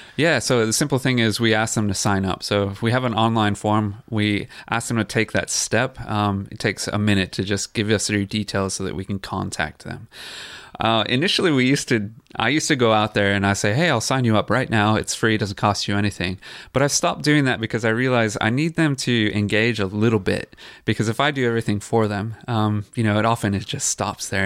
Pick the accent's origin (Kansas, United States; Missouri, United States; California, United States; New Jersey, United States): California, United States; San Jose; moved away as an adult; also born or lived in Queensland; now in Noosa, Australia; I grew up in San Jose, California